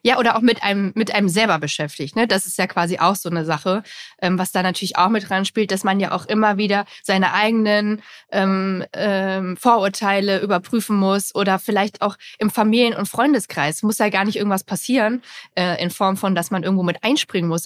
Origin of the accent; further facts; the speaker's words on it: GDR, East Germany, Germany; ich komme ja auch aus der DDR